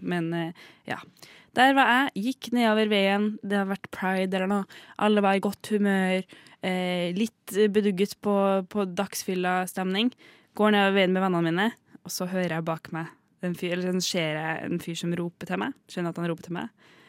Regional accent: Trondheim, Trøndelag, Norway; vi er fra Moholt, bydel i Trondheim

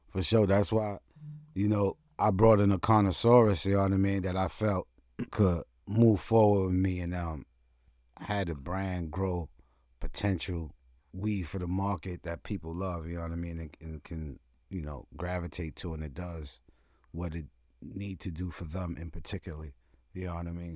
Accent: New York City, New York, United States; moved away; also born or lived in Vermont / Willits, California; growing up in Brooklyn, you know, the age that I am

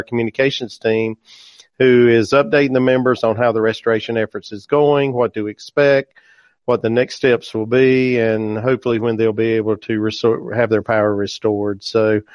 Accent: Bennett, North Carolina, United States; I am from Bennett, North Carolina, just a small town. I'm just a country boy. I grew up on a part-time farm

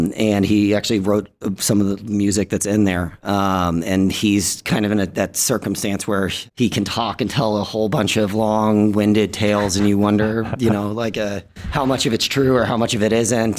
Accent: Dallas, Texas, United States; I grew up in Dallas

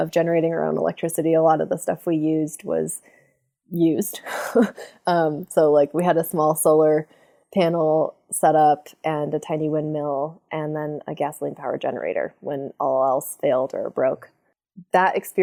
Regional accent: southwestern Wyoming, United States; southwestern Wyoming, I also had the really awesome childhood experience of just being out in the most beautiful landscapes all the time

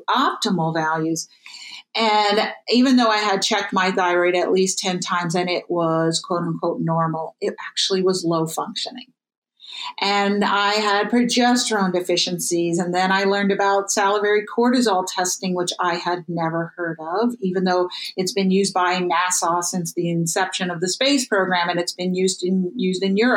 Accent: New York City, New York, United States; I grew up in New York City

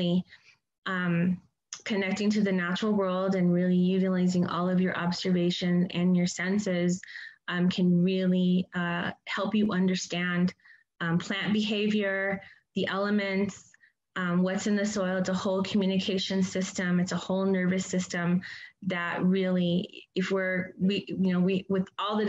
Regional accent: Hopi, Arizona, United States; moved away; where I'm from Hopi.

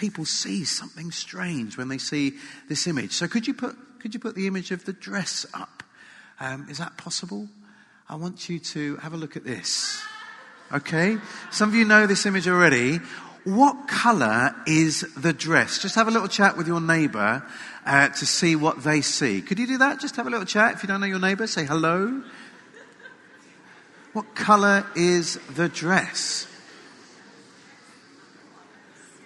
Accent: England, United Kingdom; as an Englishman

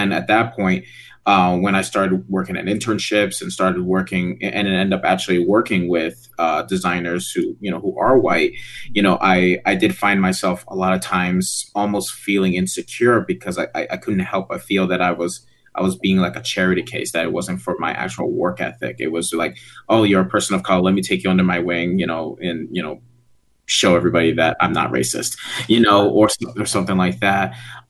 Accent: New York, United States; I grew up in New York

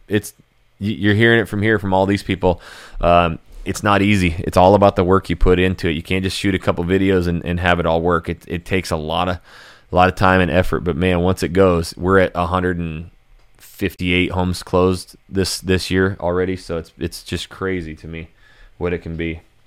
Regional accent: Hayden, Idaho, United States; also born or lived in Coeur d'Alene, Idaho; born and raised Idaho, and I grew up in Coeur d'Alene, er, in, in North Idaho. I was actually in Hayden, Idaho.

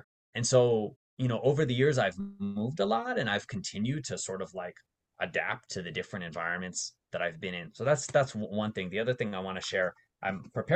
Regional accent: Las Vegas, Nevada, United States; moved away as an adult; also born or lived in Bay Area, California; I grew up mostly in Las Vegas

